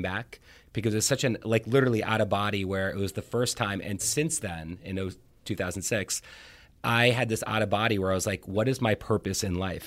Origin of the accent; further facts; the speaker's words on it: Finland; moved away; I was born in Finland, and I, uh, my summers were, um, on the Finnish islands